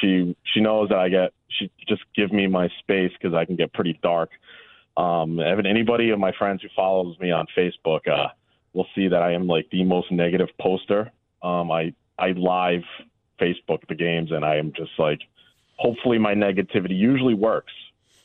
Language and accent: English; West Warwick, Rhode Island, United States; I'm from West Warwick, Rhode Island